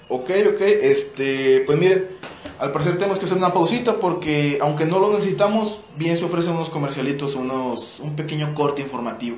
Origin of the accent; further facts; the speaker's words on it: Mexico; nuestro México